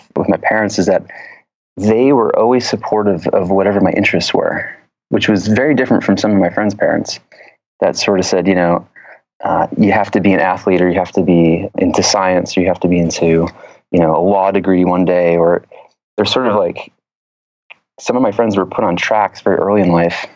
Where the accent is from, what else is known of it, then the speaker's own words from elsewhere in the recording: a little town outside of Atlanta, Georgia, United States; now in San Francisco, United States; I grew up in the Deep South in a little town outside of Atlanta, Georgia